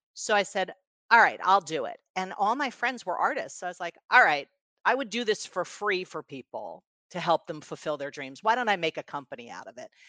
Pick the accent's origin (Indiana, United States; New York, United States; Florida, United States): New York, United States; New York City; I was, uh, born in New York City and raised in New York City